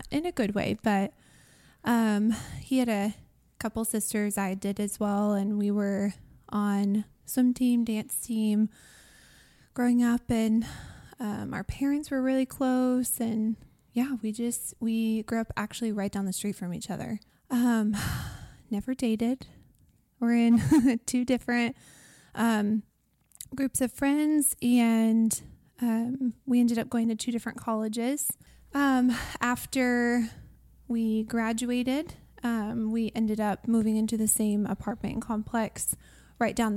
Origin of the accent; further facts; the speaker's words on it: Austin, Texas, United States; we were born and raised in Austin, North, North Austin.